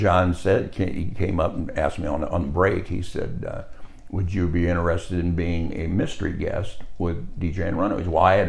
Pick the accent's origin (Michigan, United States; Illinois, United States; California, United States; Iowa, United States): Iowa, United States; Fort Dodge; I was from Fort Dodge